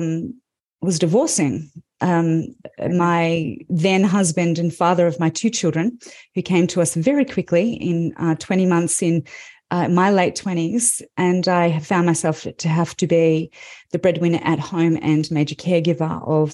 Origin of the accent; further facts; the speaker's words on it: Melbourne, Victoria, Australia; I'm from Melbourne, Australia